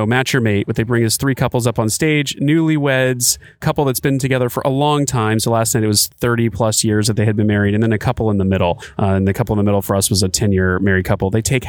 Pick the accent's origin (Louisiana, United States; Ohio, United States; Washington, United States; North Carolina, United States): Washington, United States; Seattle; I normally don't order the salmon because we're from Seattle and we get really good salmon in Seattle.